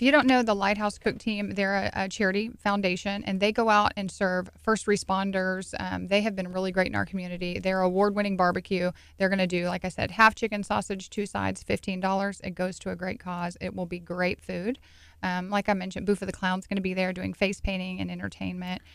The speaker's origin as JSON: {"language": "English", "town": "Santa Fe", "region": "New Mexico", "country": "United States", "said": "we're all from Santa Fe here"}